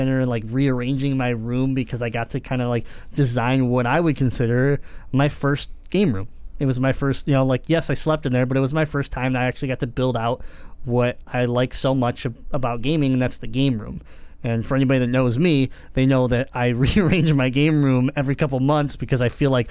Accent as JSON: {"language": "English", "region": "Michigan", "country": "United States", "said": "we're from Michigan"}